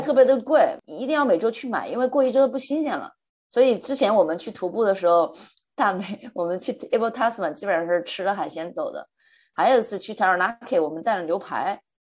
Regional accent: Hunan, China; moved away as an adult; now in New Zealand; 我是湖南人嘛，那吃的都是辣的，一定要有辣椒或者辣椒油，我才吃得下去

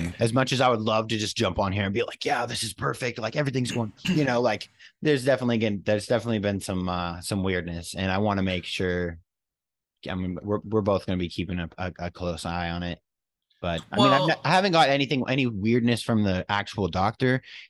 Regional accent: New York, United States; born there; But I'm from out of town and I was born not even in Tennessee. So I got a little loophole working with me because I was born in New York.

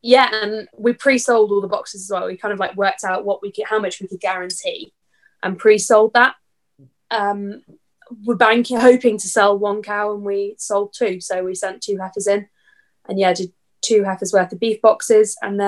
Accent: Birmingham, West Midlands, United Kingdom; I'm from Birmingham.

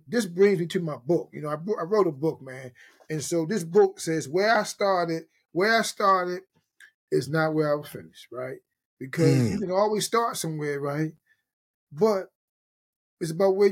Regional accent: Baltimore, Maryland, United States; Born and bred. Born and raised in Charm City, brother. Charm City, Baltimore

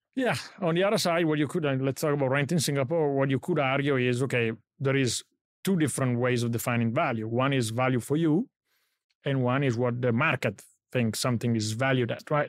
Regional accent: Italy; moved away; I grew up in Italy

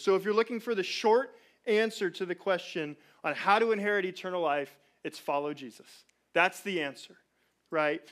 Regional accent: Chino, California, United States; I'm from Chino

